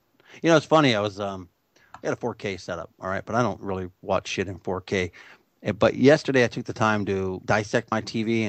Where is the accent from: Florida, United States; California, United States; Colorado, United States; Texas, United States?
California, United States; Growing up near San Francisco, I can tell you that the streets are fucking filthy in San Francisco in the 70s.